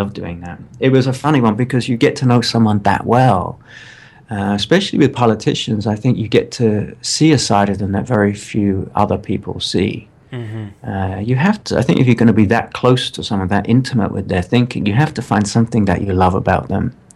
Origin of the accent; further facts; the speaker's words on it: United Kingdom; I'm British